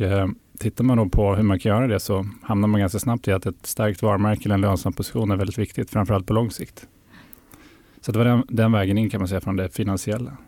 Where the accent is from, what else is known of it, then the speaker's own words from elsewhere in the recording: Härnösand, Västernorrland County, Sweden; moved away; also born or lived in Sundsvall / London / Lund; Jag är norrlänning. Jag kommer från Härnösand som ligger nästan eh, mitt i Sverige. Så där växte jag upp